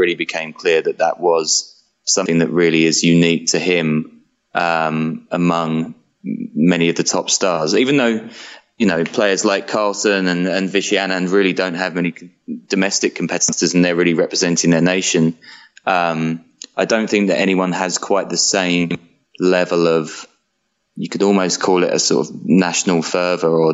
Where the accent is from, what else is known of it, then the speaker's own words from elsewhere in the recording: London, United Kingdom; now in Berlin, Germany; I'm from London originally